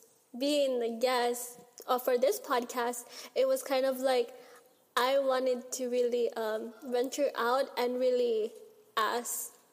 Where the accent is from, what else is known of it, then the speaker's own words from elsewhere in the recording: Philippines; like, the idea of my culture, like, I understand that there's so much richness in, like, being Filipino itself